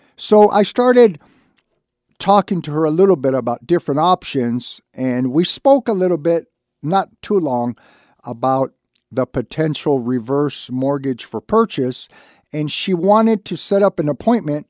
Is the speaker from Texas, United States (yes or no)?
no; Santa Barbara, California, United States; I was lucky enough to be born and raised in Santa Barbara